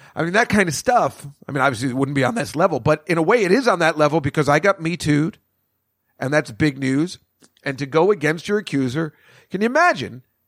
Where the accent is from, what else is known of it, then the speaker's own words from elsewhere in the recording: Edison, New Jersey, United States; I grew up in Edison, New Jersey, on Route One.